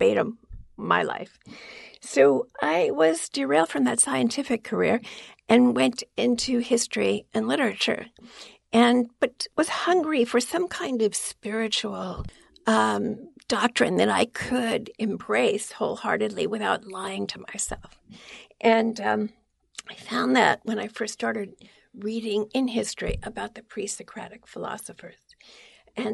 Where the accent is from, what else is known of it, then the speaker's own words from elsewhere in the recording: New York City, New York, United States; I grew up in Queens, New York